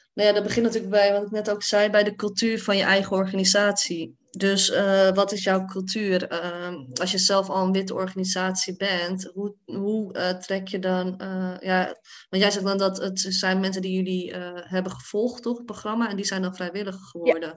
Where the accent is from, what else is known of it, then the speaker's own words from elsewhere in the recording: Hoorn, North Holland, Netherlands; now in The Hague, Netherlands; Ik kwam dan uit Hoorn, een dorp, best wel eh, een witte dorp